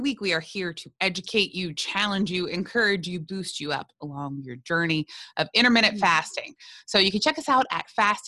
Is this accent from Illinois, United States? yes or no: no; South Louisiana, United States; I'm from South Louisiana.